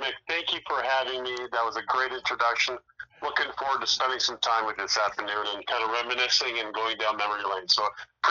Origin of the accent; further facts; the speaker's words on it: Toronto, Ontario, Canada; moved away as an adult; also born or lived in Oshawa, Ontario / Toledo, Ohio; Actually, I was born and raised in Scarborough, which is in the eastern part of Toronto.